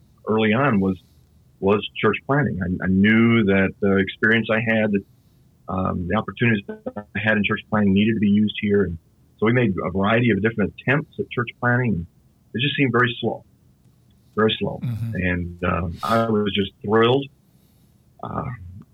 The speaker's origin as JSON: {"language": "English", "town": "Detroit", "region": "Michigan", "country": "United States", "tie": "born or raised there", "said": "I grew up in Detroit, was raised in a Southern Baptist church here in the city"}